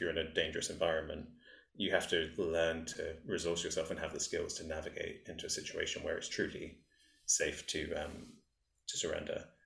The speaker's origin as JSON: {"language": "English", "region": "England", "country": "United Kingdom", "tie": "born or raised there", "said": "growing up in England"}